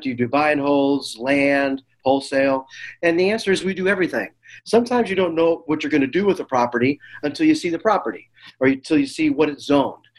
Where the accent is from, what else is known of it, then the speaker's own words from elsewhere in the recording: Chicago, Illinois, United States; moved away; also born or lived in the Valley; I'm from Chicago